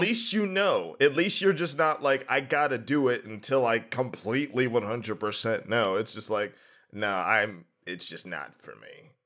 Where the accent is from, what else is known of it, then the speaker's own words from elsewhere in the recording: New Brighton, Pennsylvania, United States; now in Pittsburgh, United States; I'm from New Brighton